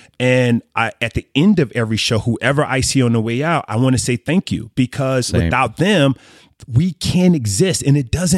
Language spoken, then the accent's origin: English; Meridian, Mississippi, United States; born there; Oh, man. So I was born in Meridian, Mississippi.